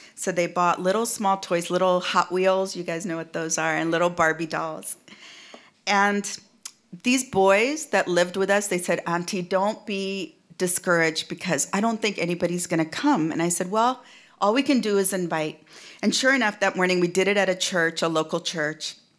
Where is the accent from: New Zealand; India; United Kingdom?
India; also born or lived in United States; now in Seattle, United States; in India, my own, my home country